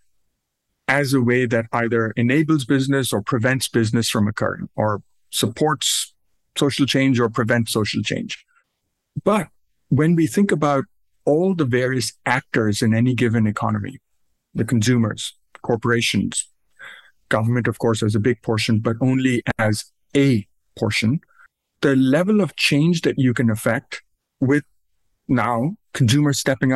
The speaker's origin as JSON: {"language": "English", "country": "Pakistan", "tie": "born or raised there", "moved": "as an adult", "lives_now": "United States", "said": "I grew up in South Asia. I was born and raised in Pakistan."}